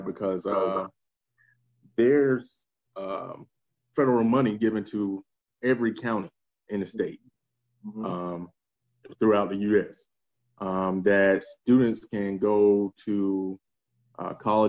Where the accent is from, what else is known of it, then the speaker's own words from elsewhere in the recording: United States; I'm from Atlanta, South Carolina